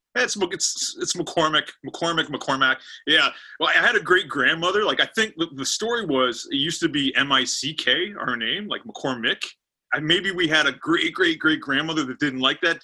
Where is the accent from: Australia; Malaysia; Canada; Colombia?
Canada; Pickering, Ontario; also born or lived in Scarborough, Ontario; i live in pickering pickering's like a about 20 30 minutes east of uh, the big city toronto and i've lived here since i was you know two years old i was born in Scarborough, Ontario